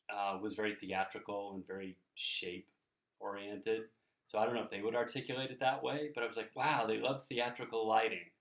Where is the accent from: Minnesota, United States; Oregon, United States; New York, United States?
Oregon, United States; growing up in Oregon